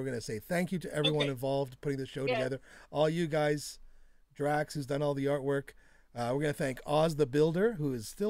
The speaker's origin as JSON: {"language": "English", "country": "Canada", "said": "I'm Canadian."}